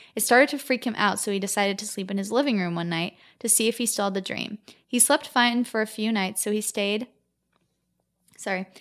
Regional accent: Gilbert, Arizona, United States; we're from Gilbert, Arizona

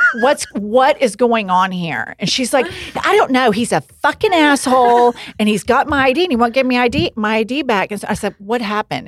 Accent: Oklahoma, United States; We're from Oklahoma

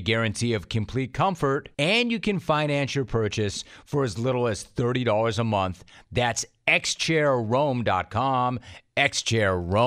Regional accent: Southern California, United States; you and I are both SoCal guys

